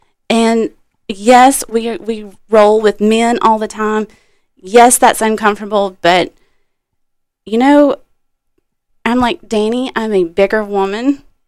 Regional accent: Alabama, United States; moved away; also born or lived in Miami; I'm new here. I haven't lived here very long. And we had moved up from Miami. We're from Alabama.

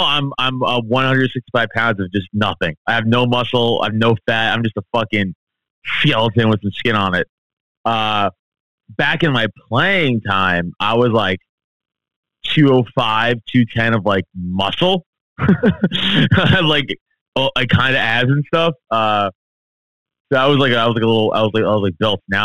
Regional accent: New York City, New York, United States; growing up in Staten Island, New York, a very Italian, Irish place for most part

